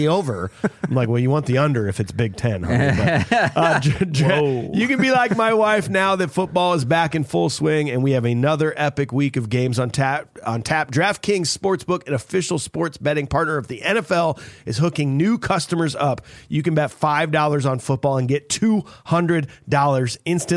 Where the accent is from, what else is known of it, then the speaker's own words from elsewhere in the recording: Midwest, United States; We are from the Midwest